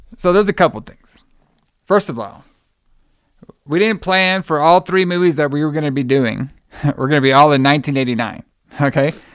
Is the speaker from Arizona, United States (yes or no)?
no; Texas, United States; my home state, Texas